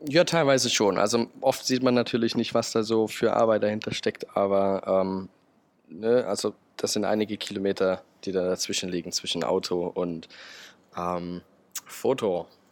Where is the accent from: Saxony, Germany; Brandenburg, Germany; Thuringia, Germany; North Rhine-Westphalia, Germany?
Saxony, Germany; Chemnitz; moved away; also born or lived in Berlin; ich bin in Chemnitz aufgewachsen